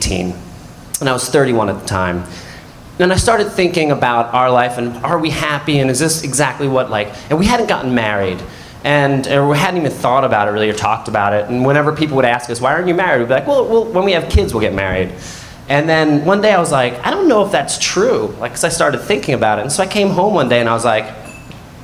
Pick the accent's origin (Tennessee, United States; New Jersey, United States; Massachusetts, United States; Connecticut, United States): New Jersey, United States; Neptune; when I was a kid growing up in Neptune, New Jersey